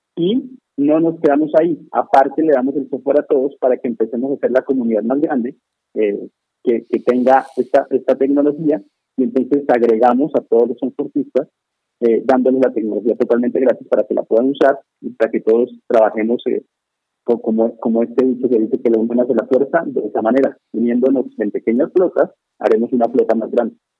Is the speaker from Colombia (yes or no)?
yes; Colombia; moved away as an adult; now in Mexico; yo soy colombiano, llegué a México hace unos 10 años